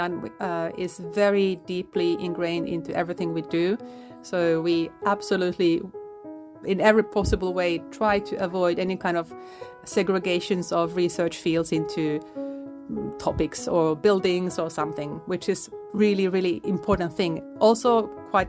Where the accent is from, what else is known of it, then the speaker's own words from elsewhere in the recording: Finland; now in Okinawa, Japan; born in Finland, grew up in Finland. I'm half Polish though